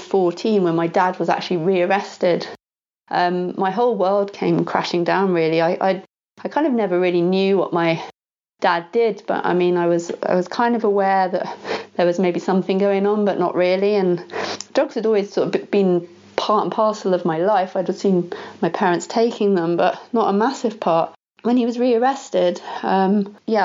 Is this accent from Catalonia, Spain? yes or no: no; Ibiza, Balearic Islands, Spain; I was born in Ibiza, which is a small island off the coast of Spain